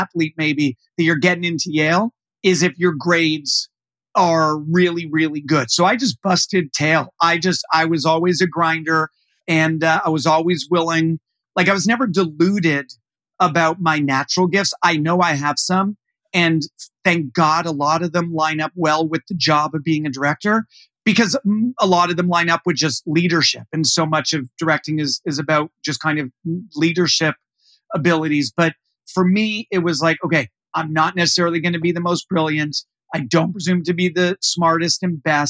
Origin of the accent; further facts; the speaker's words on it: Canada; moved away; I grew up in Canada.